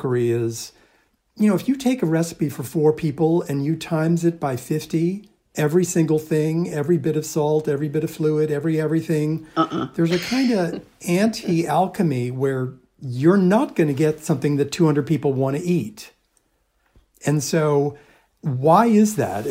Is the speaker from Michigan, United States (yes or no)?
no; Long Island, New York, United States; growing up on Long Island in the suburbs of New York